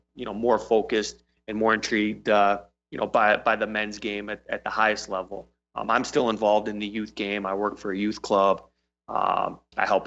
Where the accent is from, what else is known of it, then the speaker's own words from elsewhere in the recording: Michigan, United States; also born or lived in Seattle / England / Ann Arbor; I'm originally from Michigan